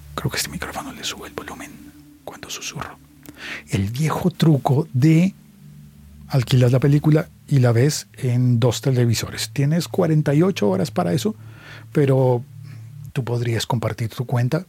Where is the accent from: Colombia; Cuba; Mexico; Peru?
Colombia; en mi país